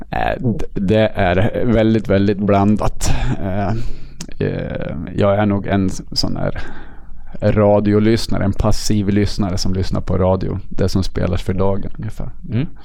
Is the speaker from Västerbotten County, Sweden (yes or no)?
no; Riddarhyttan, Västmanland, Sweden; Jag kommer från Riddarhyttan, en liten ort i norra Västmanland på gränsen till Dalarna. Många tror jag att det är från Dalarna på grund av mitt, mitt eh, min dialekt.